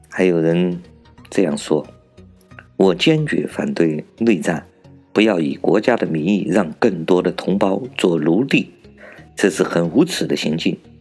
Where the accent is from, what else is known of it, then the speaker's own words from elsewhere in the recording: China; 我是来自中国大陆的